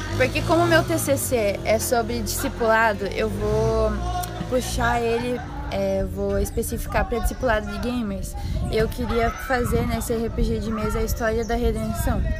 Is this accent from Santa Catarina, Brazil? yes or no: yes; Santa Catarina, Brazil; eu sou de Tesbarra, Santa Catarina